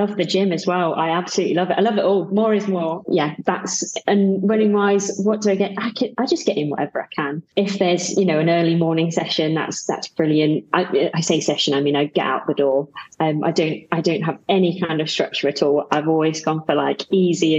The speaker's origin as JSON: {"language": "English", "town": "Cambridge", "region": "East of England", "country": "United Kingdom", "also_born_or_lived": "Birmingham", "moved": "as an adult", "lives_now": "Sheffield, United Kingdom", "said": "I moved here about 3 years ago originally I came from Cambridge, which is the flattest place in the entire universe"}